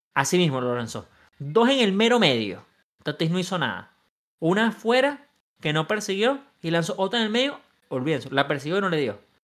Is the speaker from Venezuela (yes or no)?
yes; Venezuela; now in United States; en mi país, Venezuela